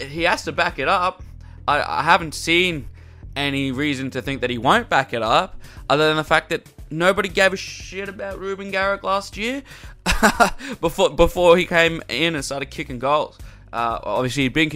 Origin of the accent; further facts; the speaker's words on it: Queensland, Australia; as a Queenslander